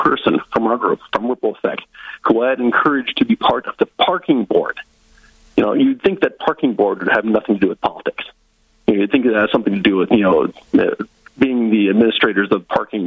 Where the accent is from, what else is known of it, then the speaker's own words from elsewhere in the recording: Lyon County, Northwest Iowa, United States; moved away as an adult; also born or lived in South Dakota; now in North Dakota, United States; I'm from Northwest Iowa originally. I was born and raised Northwest Iowa Dutch, very conservative.